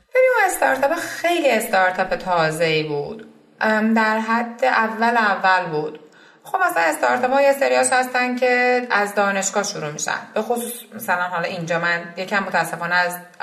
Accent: Isfahan, Iran; moved away as an adult; also born or lived in Mazandaran / United States / Vancouver, Canada; now in Canada; من متولد اسفند 61 م شهر اسفهان به دنیا

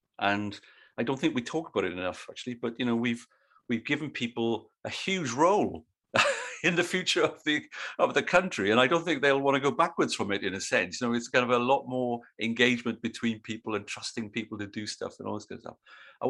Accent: Australia; But as an Australian of Britishness, as it were, myself, the thing I think is quite funny is that it's the two cultures are quite similar in one respect

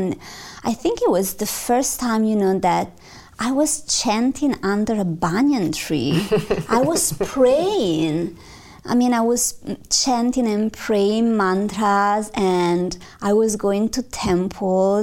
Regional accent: Milan, Lombardy, Italy; I'm from Milano

